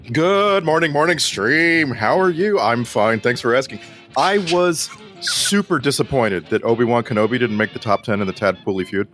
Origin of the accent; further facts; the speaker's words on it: South Texas, United States; growing up in South Texas